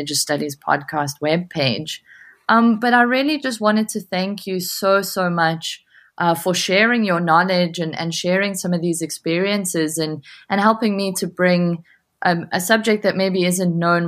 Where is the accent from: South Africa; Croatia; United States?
South Africa; Johannesburg, Gauteng; moved away as an adult; now in Glasgow, United Kingdom; I hail from Johannesburg, South Africa, where I received my honours degree in social psychology. I now live in Glasgow, Scotland